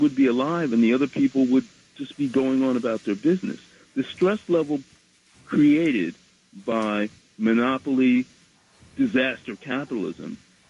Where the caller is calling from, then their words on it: Bronx, New York, United States; Bronx, New York.